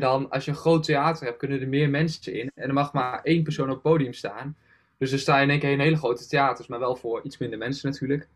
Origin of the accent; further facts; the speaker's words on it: Achterhoek, East Gelderland, Netherlands; Want ik had in de Achterhoek best wel veel, dus waar ik vandaan kom, zeg maar, ligt er voor de Achterhoek, helemaal Oost-Gelderland